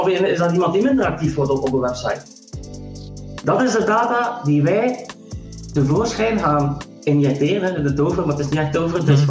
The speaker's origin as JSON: {"language": "Dutch", "town": "Ghent", "region": "Flanders", "country": "Belgium", "tie": "born or raised there", "also_born_or_lived": "Silicon Valley, United States / Sweden / Atlanta, Georgia, United States / Netherlands", "moved": "as an adult", "said": "50 jaar, geboren in Gent."}